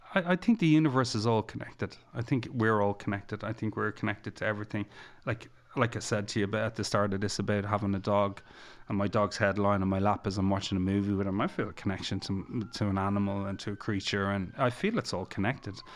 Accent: Egypt; I'm from Egypt

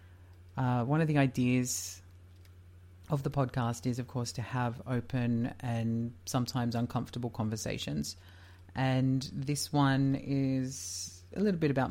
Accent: Leicester, East Midlands, United Kingdom; I was born in Leicester, England in August of 1985.

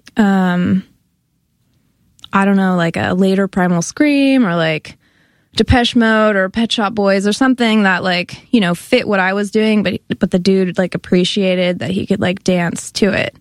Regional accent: Bay Area, near Berkeley, California, United States; moved away as an adult; also born or lived in Santa Cruz, California; now in New York, United States; I'm from the Bay Area. I'm from a suburb near Berkeley, California

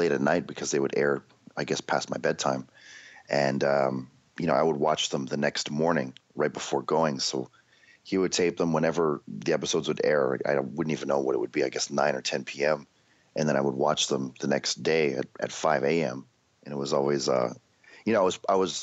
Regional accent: Canada; We had this show in Canada because we had Much Music as like our musical station

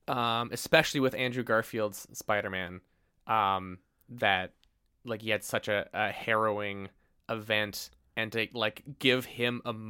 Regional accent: Canada; We're Canadian.

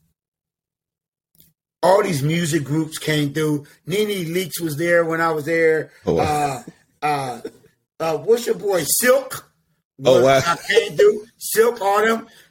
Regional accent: Philadelphia, Pennsylvania, United States; now in Atlanta, United States; because I lived in Philadelphia. I'm from Philadelphia, Pennsylvania

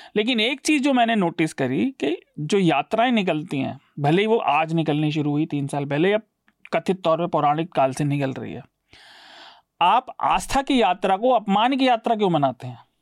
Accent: Meerut, Uttar Pradesh, India; मैं मेरठ में पला बढ़ा हूँ

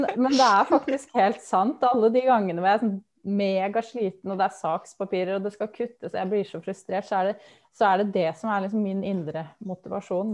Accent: Lillehammer, Innlandet, Norway; moved away as an adult; now in Vestfold, Norway; Jeg kommer fra Lillehammer

